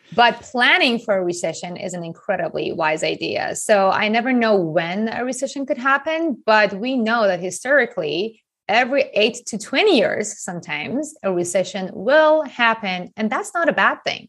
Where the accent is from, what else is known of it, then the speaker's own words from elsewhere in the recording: Iran; moved away as an adult; also born or lived in Japan; now in United States; I grew up in Iran